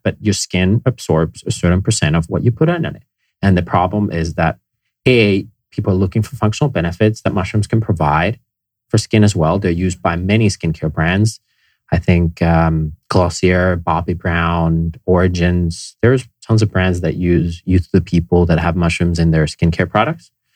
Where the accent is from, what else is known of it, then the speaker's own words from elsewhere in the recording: Finland; moved away; I grew up in Finland